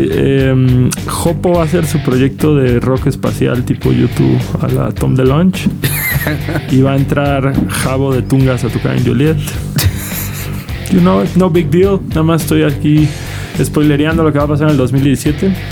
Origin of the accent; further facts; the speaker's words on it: Quintana Roo, Mexico; now in Mexico City, Mexico; Hola, hola, vengo llegando de Quintana Roo, hay una tormenta tropical con la que tengo que lidiar